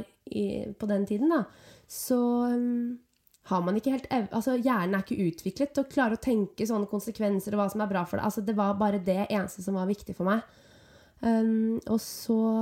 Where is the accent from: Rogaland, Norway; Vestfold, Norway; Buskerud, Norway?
Vestfold, Norway; Nøtterøy; moved away as an adult; now in Oslo, Norway; Jeg er fra Nøtterøy.